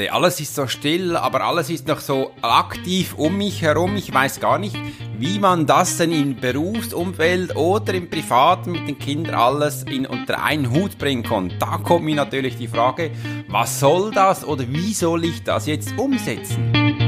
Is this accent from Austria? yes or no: no; Switzerland; Das war für mich als Schweizer, ehrlich gesagt, ein bisschen Seltenheit